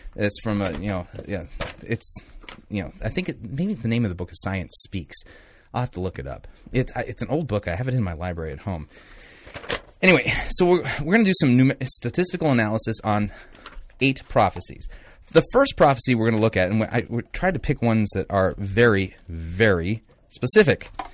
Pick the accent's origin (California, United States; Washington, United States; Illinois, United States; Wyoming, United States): California, United States; Torrance; Torrance, California. I was born in Torrance